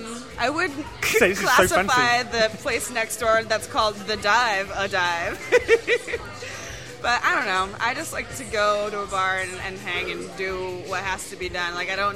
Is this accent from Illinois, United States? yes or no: no; California, United States; now in Philadelphia, United States; I'm from California, so I really have only been like legally drinking in Philadelphia.